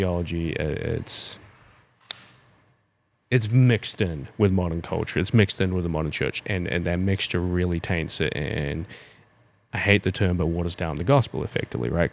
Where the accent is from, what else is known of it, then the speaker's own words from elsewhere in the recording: New Zealand; now in United States; I'm from New Zealand